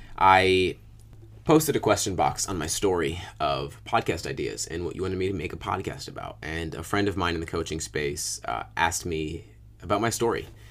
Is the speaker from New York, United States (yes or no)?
yes; upstate New York, United States; also born or lived in Virginia; at about two years old, uh, my mother and father got divorced. We moved from Virginia to upstate New York.